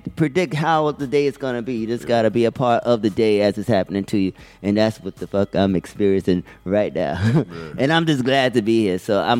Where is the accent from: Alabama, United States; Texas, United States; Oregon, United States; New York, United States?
New York, United States; New York City; So, and I'm from the Bronx. Right. So we all from the Bronx